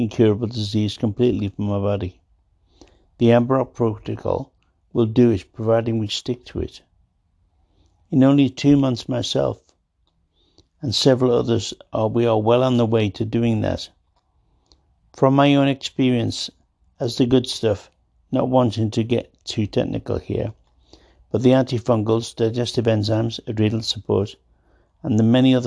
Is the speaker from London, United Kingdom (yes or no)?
no; Liverpool, North West England, United Kingdom; moved away as an adult; also born or lived in Rocky Mountains; As a Liverpool lad, born in the 50s.